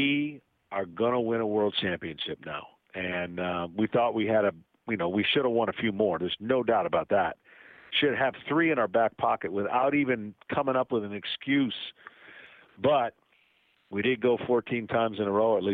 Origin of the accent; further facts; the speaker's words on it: Lansing, Michigan, United States; moved away; I grew up in Lansing, Michigan, drafted by the Tigers, thought that my hometown team would be where I'm going to be